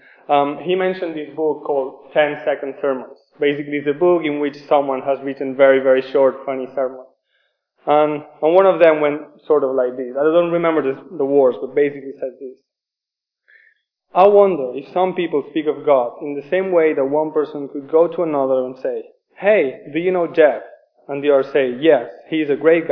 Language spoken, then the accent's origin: English; Spain; English is a second language; moved away as an adult; now in Oxford, United Kingdom; I am from Spain. Forgive me for my accent